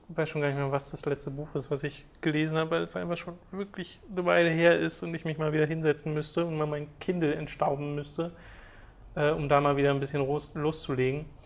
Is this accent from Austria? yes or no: yes; Austria; Als Österreicher würde mich